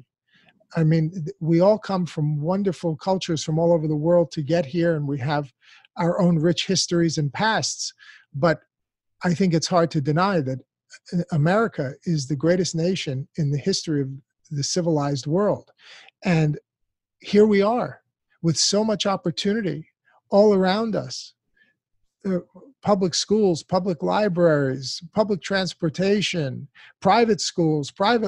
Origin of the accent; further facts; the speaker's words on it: United States; an American born and raised in this country